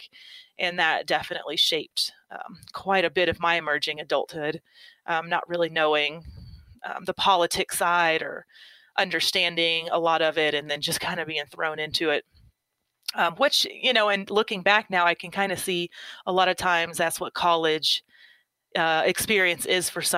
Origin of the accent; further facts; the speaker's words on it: Oklahoma, United States; I grew up in Oklahoma, kind of the Midwest area. Really small town.